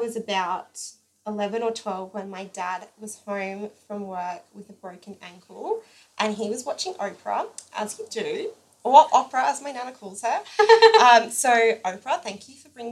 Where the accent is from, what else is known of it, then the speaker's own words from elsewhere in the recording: Rockhampton, Queensland, Australia; we're both from Rockhampton